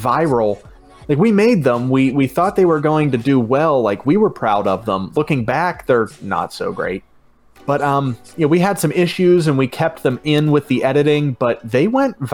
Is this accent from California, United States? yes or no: no; Pittsburgh, Pennsylvania, United States; we're both from Pittsburgh